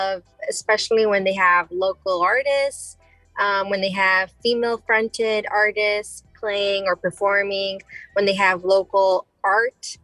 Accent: Chicago, Illinois, United States; I grew up in Pilsen, Chicago

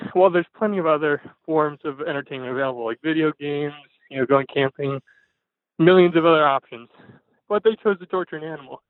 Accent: Fargo, North Dakota, United States; I'm from Fargo, North Dakota.

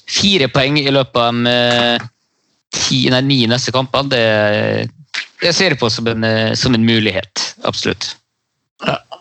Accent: Bergen, Vestland, Norway; Jeg er jo bergenser

